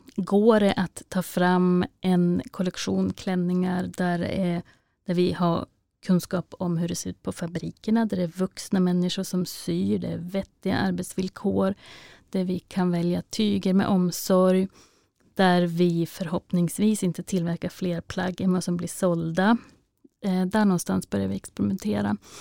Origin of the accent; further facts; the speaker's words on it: Vännäs, Västerbotten County, Sweden; min hemkommun Vännäs och Vännäsby